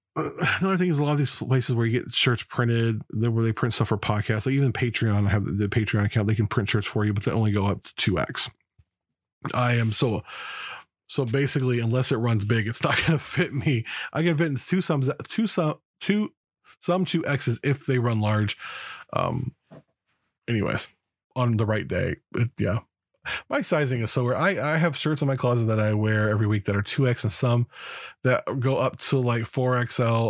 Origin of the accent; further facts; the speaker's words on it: United States; also born or lived in Los Angeles, California / Las Vegas, Nevada; now in Oregon, United States; I grew up in Southern California and Southern Nevada, in Los Angeles and Las Vegas